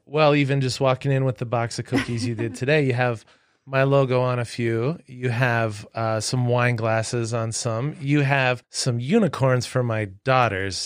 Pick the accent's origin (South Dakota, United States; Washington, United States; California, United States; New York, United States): South Dakota, United States; Webster; I grew up in Webster, South Dakota